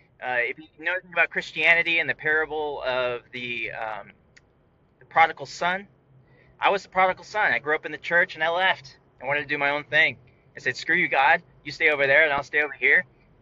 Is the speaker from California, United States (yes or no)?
yes; California, United States; born there; I was born on Travis Air Force Base in 1982.